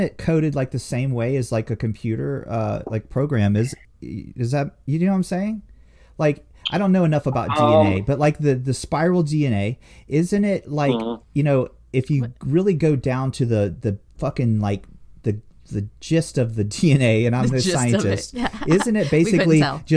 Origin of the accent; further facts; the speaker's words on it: Northwest Florida, United States; moved away as an adult; I grew up in Florida